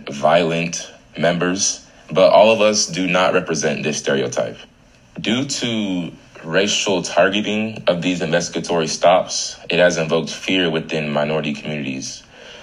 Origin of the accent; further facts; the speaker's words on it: Tampa, Florida, United States; I am from Tampa, Florida, 813.